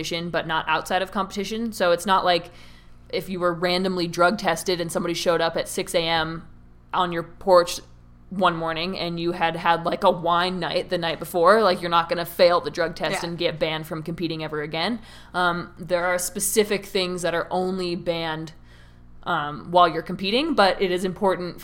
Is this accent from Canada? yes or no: yes; Canmore, Alberta, Canada; one of my friends growing up in Canmore